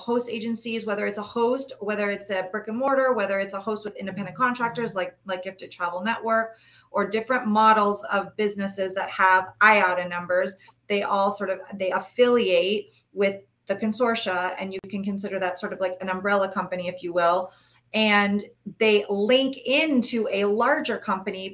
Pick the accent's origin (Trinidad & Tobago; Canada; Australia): Canada; Toronto, Ontario; moved away; I'm actually originally from Toronto, so I am Canadian.